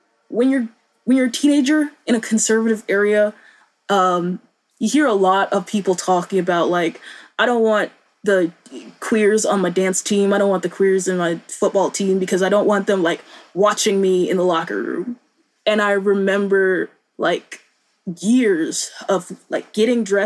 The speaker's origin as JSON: {"language": "English", "town": "Boone", "region": "North Carolina", "country": "United States", "tie": "born or raised there"}